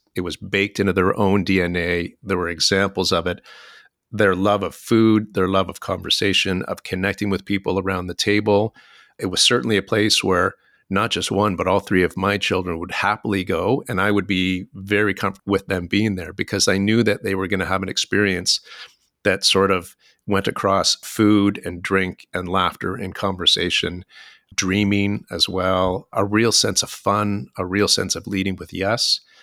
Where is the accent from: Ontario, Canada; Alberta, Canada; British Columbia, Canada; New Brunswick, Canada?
Ontario, Canada; moved away as an adult; now in Vancouver, Canada; I grew up in Ontario